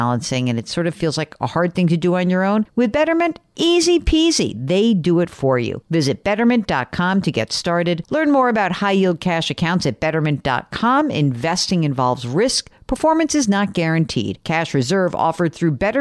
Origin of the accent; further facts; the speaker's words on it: New York, United States; I'm from New York.